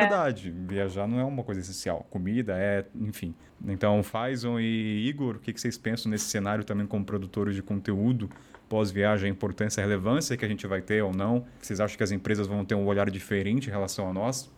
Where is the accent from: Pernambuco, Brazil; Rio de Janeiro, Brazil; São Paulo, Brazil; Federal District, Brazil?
São Paulo, Brazil; Taubaté; moved away; eu sou de Taubaté